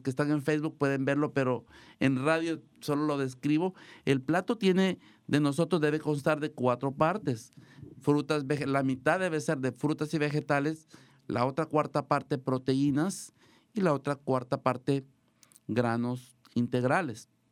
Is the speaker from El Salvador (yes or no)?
yes; El Salvador; now in Marin County, United States; nos van a visitar unos amigos de mi país, El Salvador, yo soy de El Salvador